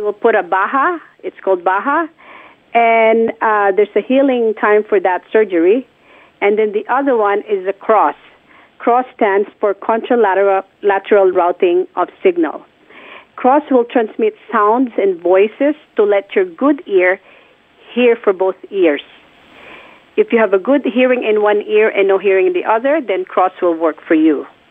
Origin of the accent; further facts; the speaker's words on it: Philippines; moved away; I was already working at a hearing clinic in my hometown, which is the Philippines